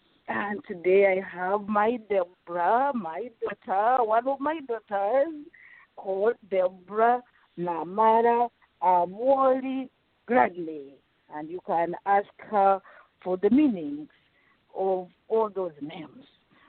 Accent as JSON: {"language": "English", "region": "Western Region", "country": "Uganda", "first_language": "Rutoro", "second_language": "English", "said": "You know, I speak at least 7 languages, and in Rutoro, my mother tongue, it is very, very odd to have 3 consonants following each other."}